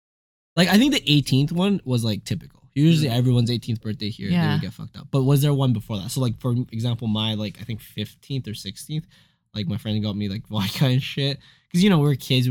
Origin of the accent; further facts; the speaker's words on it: Alberta, Canada; growing up in Alberta, it was, like, very typical to have a friend in the acreage